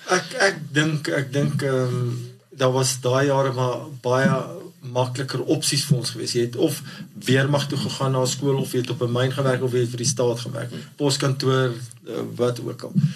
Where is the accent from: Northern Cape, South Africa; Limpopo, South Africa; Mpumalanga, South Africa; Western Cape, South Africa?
Mpumalanga, South Africa; Barberton; ek is in Barberton gebore en gematrikuleer